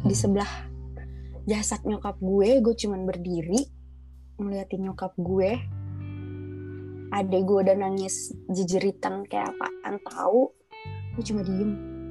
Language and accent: Indonesian; Padangsidimpuan, North Sumatra, Indonesia; born there; Padang Sidimpuan.